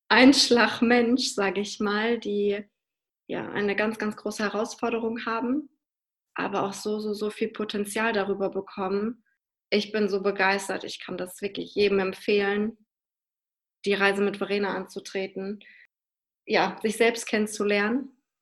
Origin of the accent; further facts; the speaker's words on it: Hannover, Lower Saxony, Germany; ich komme halt aus Hannover bin da ja bis zum 18. Lebensjahr betreut worden